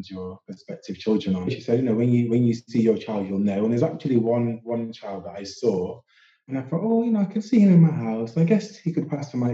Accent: Sheffield, Yorkshire and the Humber, United Kingdom; now in London, United Kingdom; I'm from Sheffield originally and live in London

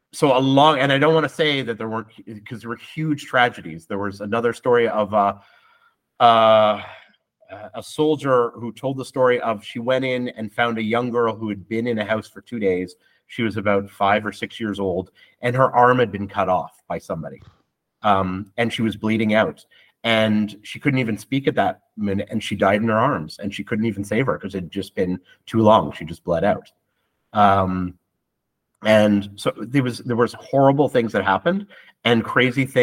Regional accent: Canada; moved away as an adult; now in Israel; Growing up in Canada

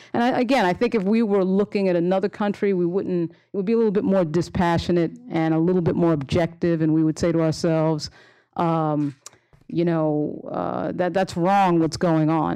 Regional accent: Long Island, New York, United States; I grew up on Long Island.

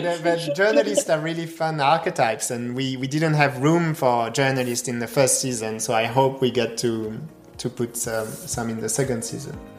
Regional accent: Strasbourg, Grand Est, France; I grew up in Strasbourg

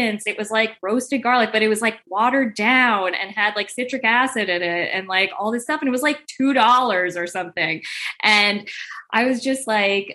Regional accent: New Jersey, United States; also born or lived in California; I grew up in Jersey

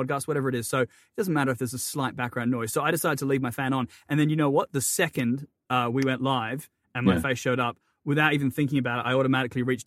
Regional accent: Perth, Western Australia, Australia; now in Maine, United States; where I was born in Perth, Western Australia

